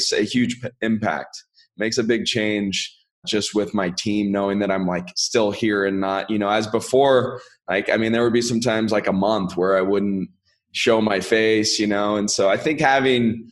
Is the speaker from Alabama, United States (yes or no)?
no; Sacramento, California, United States; I'm from Sacramento originally, and that's where I started investing